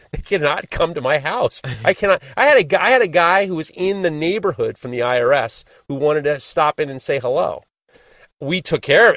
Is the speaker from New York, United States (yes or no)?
yes; New York, United States; I am a born and bred New Yorker